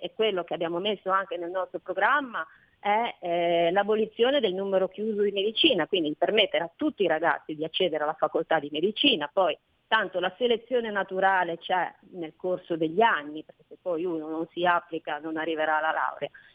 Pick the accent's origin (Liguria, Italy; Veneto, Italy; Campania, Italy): Liguria, Italy; noi siamo Liguri, il paese del Mugugno